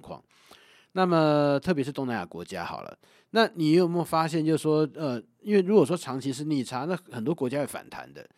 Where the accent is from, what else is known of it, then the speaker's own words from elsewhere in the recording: Taiwan; 我们台湾人